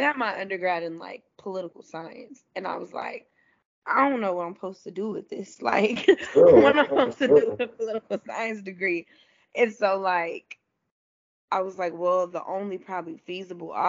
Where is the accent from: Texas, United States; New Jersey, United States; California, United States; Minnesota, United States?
Texas, United States; Dallas; I'm from Dallas.